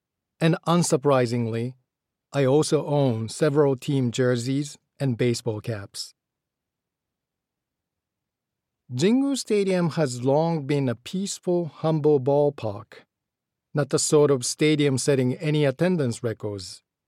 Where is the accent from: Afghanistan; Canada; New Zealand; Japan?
Japan; Ashiya, Hyogo; moved away as an adult; also born or lived in Kyoto / Shukugawa; I was born in Kyoto, but we soon moved to the Kansai Kobe area, where I lived till I was 18, first in Shukugawa and then in Ashiya.